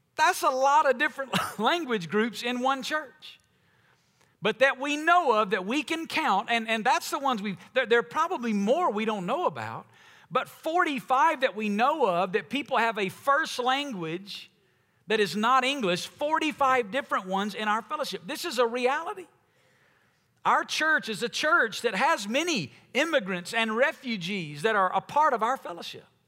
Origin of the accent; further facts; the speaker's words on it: United States; as Americans